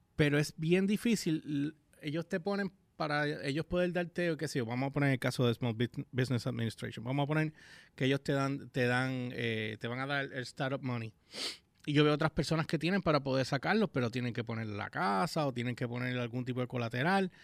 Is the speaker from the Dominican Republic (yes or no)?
no; Puerto Rico; no en mi país